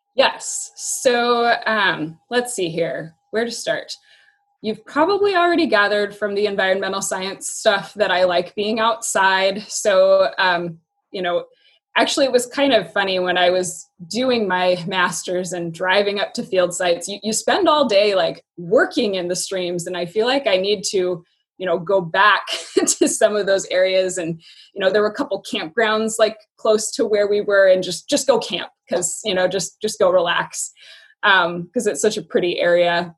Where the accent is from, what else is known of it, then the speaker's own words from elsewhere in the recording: Yakima, Washington, United States; moved away as an adult; also born or lived in Spokane / Portland / Baltimore; now in Tri-Cities, Washington, United States; I grew up in Yakima